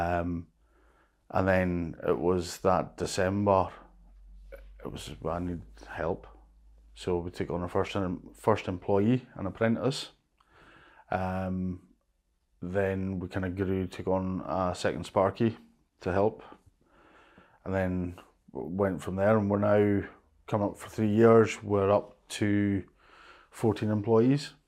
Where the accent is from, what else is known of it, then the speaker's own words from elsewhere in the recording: Lewis, Scotland, United Kingdom; also born or lived in Stornoway; I was born and brought up in Lewis, which I think is a better of, of the islands.